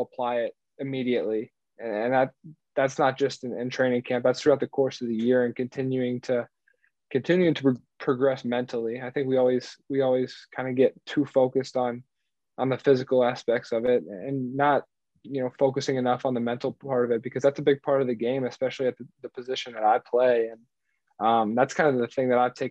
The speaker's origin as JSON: {"language": "English", "town": "Cincinnati", "region": "Ohio", "country": "United States", "tie": "born or raised there", "said": "I grew up in Cincinnati"}